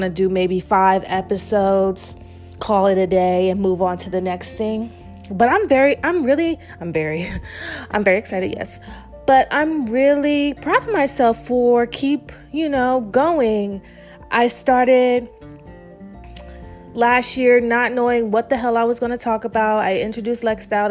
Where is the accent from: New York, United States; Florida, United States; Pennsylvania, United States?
New York, United States; moved away; also born or lived in Charlotte, North Carolina; I was raised in New York too, very young